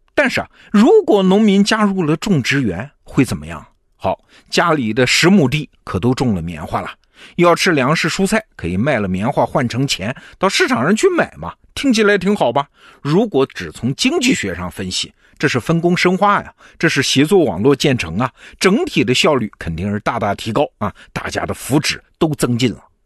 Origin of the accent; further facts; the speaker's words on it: China; 我们中国人有一句老话叫“十亩地一头牛，老婆孩子热炕头”